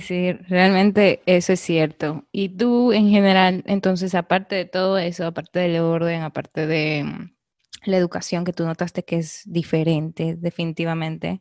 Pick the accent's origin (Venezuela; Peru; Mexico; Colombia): Peru; now in Canada; quería irme de Perú para explorar el mundo en general y pues eh, me fui a Canadá